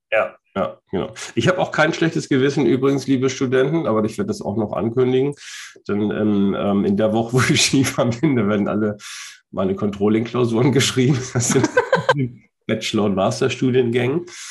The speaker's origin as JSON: {"language": "German", "country": "Germany", "said": "wir als Deutsche"}